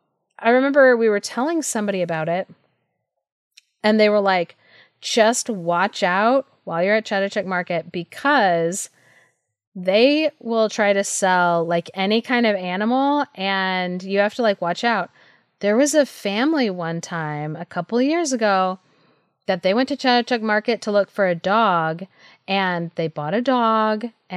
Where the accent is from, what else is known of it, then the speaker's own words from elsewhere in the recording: Thailand; I was like, oh yeah, like I grew up in Thailand.